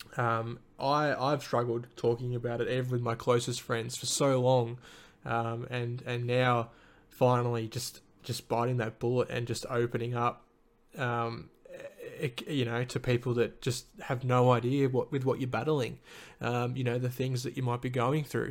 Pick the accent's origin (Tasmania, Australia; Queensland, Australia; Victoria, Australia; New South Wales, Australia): Victoria, Australia; Little River; also born or lived in Lara, Victoria; now in Melbourne, Australia; I grew up in a little country town called the Little, Little River. Um, that's sort of halfway between Melbourne and, and Geelong for those who know Victoria